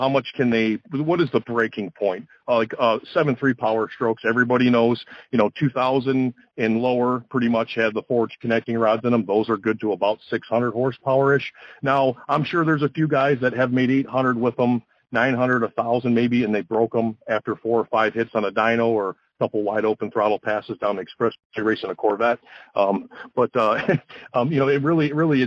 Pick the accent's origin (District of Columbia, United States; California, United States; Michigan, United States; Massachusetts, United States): Michigan, United States; Detroit; Growing up in the Motor City in the Detroit area